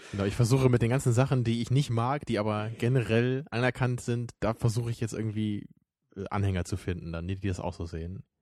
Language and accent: German; Germany; bei uns in Deutschland